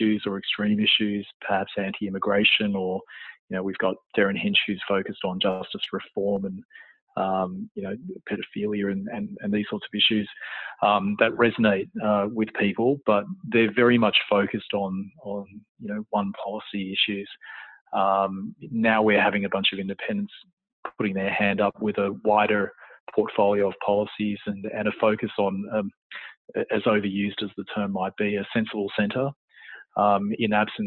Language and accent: English; Canberra, Australian Capital Territory, Australia; moved away as an adult; also born or lived in Sydney / London / Croatia; I was born and raised in Canberra